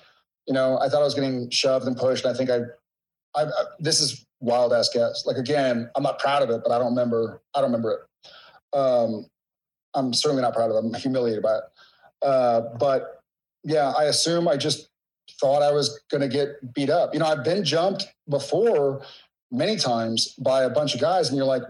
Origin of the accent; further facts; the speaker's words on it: Texas, United States; I grew up in Texas